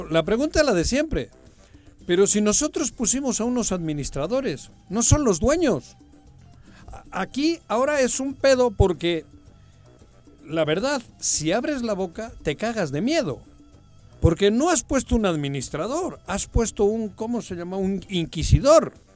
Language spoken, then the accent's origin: Spanish; Mexico; somos chingones los mexicanos